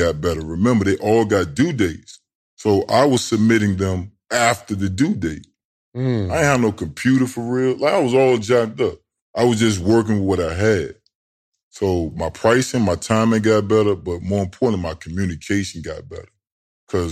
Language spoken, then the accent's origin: English; Tidewater, Virginia, United States; I'm from Tidewater